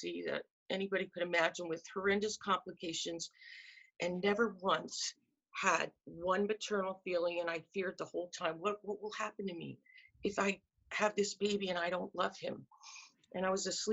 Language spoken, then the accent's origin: English; north of Philadelphia, Pennsylvania, United States; I grew up in a very middle class white suburban family and was born in 1957, but probably north of Philadelphia in Pennsylvania